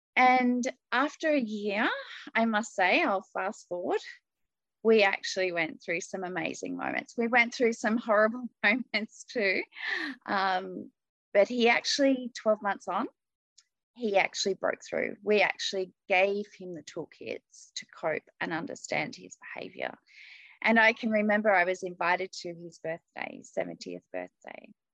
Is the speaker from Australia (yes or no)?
yes; Australia; I'm from Australia.